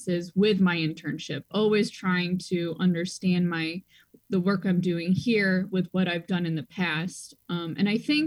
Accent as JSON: {"language": "English", "town": "Washington", "region": "Illinois", "country": "United States", "tie": "born or raised there", "also_born_or_lived": "China", "lives_now": "Chicago, United States", "said": "I grew up in Washington, Illinois, which is close to Peoria, Illinois"}